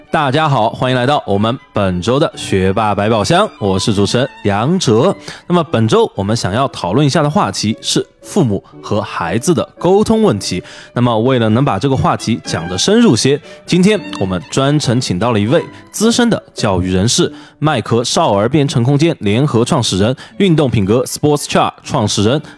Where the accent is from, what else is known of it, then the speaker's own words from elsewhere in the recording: Sichuan, China; accent: Sichuanese; 我们四川话叫放场了去玩